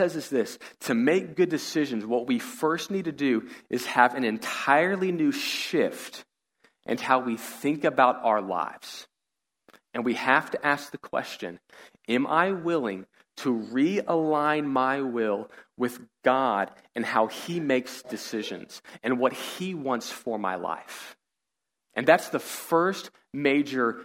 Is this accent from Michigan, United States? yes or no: no; Katy, Texas, United States; we grew up in the Katy area